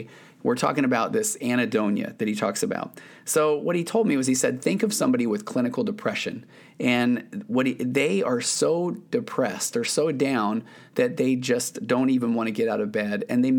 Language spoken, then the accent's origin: English; Utah, United States; I grew up in Utah. It snowed a lot, but I don't remember it ever being too cold to snow.